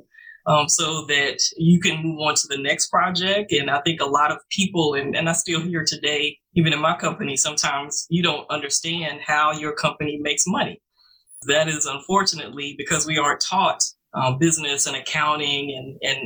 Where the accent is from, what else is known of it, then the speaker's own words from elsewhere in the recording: Orangeburg, South Carolina, United States; I'm originally from South Carolina, Orangeburg, South Carolina